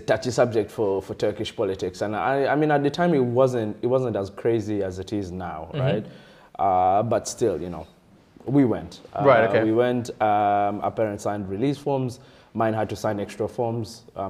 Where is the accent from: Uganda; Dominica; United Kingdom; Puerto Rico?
Uganda; moved away as an adult; now in Berlin, Germany; I was born and raised in Uganda. This is Uganda throughout.